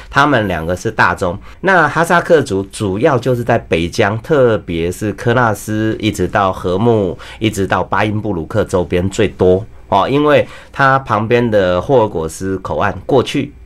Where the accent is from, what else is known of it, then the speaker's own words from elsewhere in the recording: Taiwan; 我们台湾人呢，海鱼比较多